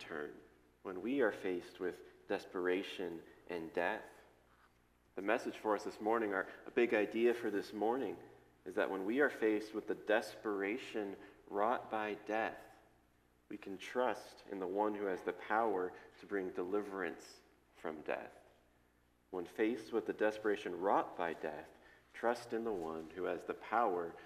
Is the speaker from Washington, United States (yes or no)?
no; Shaker Heights, Ohio, United States; We grew up in Shaker Heights